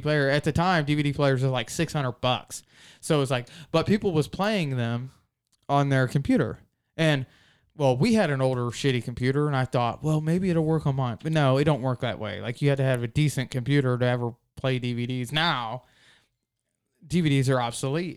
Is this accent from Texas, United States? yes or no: no; Shiloh, Ohio, United States; we're from Shiloh